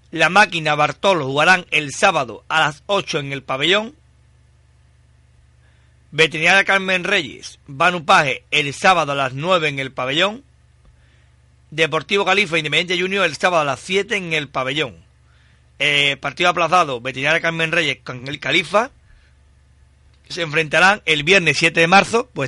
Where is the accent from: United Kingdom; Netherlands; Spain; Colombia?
United Kingdom; Yo que soy británico.